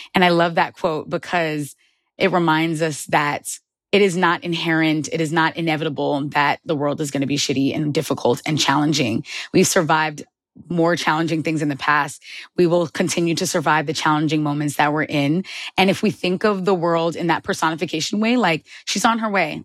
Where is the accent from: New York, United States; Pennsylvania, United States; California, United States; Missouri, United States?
New York, United States; Long Island; born or raised there